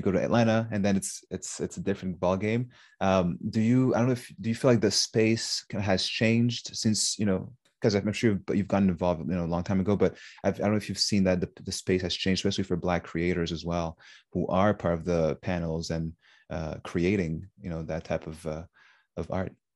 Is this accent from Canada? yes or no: yes; Montreal, Quebec, Canada; me growing up in Montreal